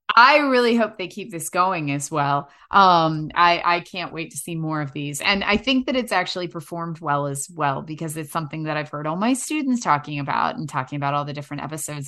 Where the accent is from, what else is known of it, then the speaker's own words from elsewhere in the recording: New York City, New York, United States; moved away as an adult; also born or lived in North Hollywood, Los Angeles; now in Los Angeles, United States; I'm from New York City